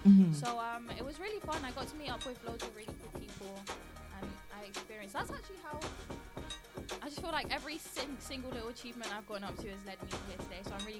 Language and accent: English; London, United Kingdom; I'm from North London